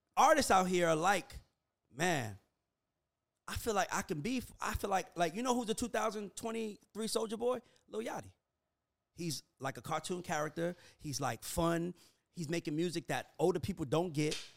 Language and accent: English; Atlanta, Georgia, United States; I'm from Atlanta.